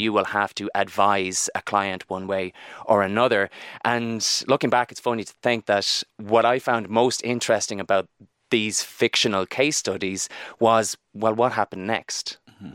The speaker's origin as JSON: {"language": "English", "town": "Barna", "region": "Connacht", "country": "Ireland", "tie": "born or raised there", "said": "I'm from Barna in, in Galway"}